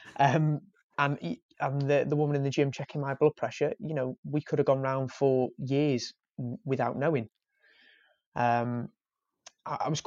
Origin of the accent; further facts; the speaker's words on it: Wales, United Kingdom; I'm Welsh